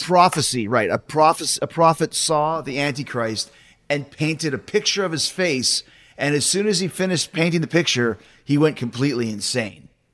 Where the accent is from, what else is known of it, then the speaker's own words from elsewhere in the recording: Winnipeg, Manitoba, Canada; grew up in Winnipeg